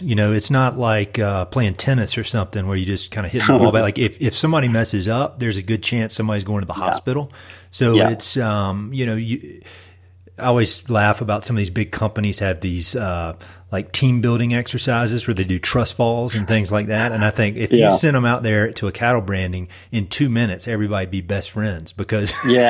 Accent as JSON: {"language": "English", "region": "East Coast", "country": "United States", "said": "I'm from the East Coast originally."}